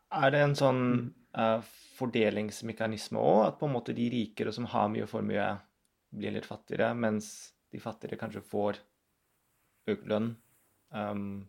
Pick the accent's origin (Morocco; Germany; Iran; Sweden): Germany; moved away; Jeg er født og oppvokst i Tyskland